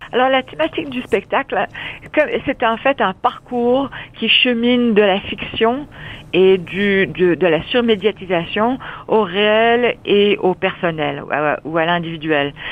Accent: London, United Kingdom; also born or lived in Vancouver, Canada / Windsor, Canada; now in Montreal, Canada; je suis née à Londres

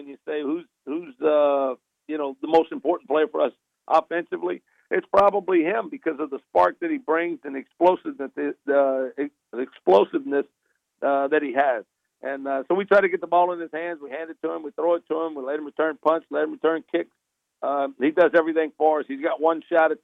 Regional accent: South Louisiana, United States; I'm from South Louisiana, born and raised here, played here

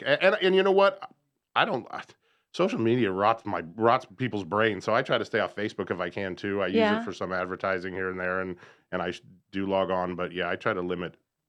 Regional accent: Arizona, United States; also born or lived in Pennsylvania; now in North Carolina, United States; I am from Arizona, which is unusual, because everyone that you meet here that's not from here are all from the Northeast.

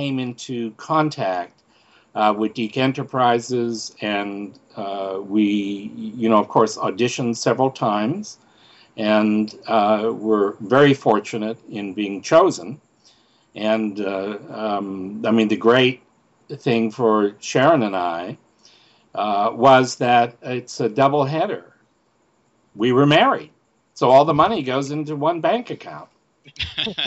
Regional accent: Canada; I'm from Canada, and I became an actor at 19

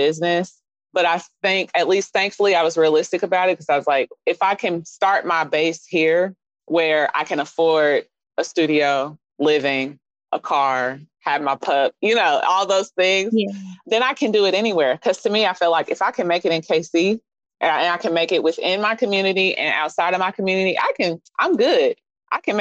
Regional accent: Kansas City, Missouri, United States; also born or lived in Phoenix, Arizona; I'm from Kansas City, Missouri

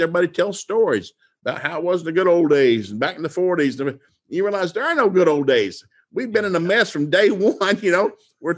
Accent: Appalachian Mountains, United States; We grew up in the Appalachian Mountains

